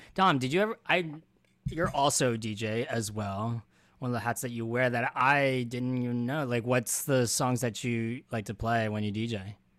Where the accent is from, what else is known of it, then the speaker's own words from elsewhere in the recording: Philadelphia, Pennsylvania, United States; Philly boy over here